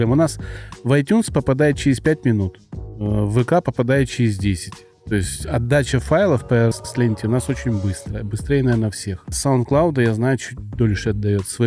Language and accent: Russian; Krasnodar Krai, Russia; accent: soft g; Ну то есть я с Кубани и всем говорю, я кубаноид. Извините, у меня мягко г.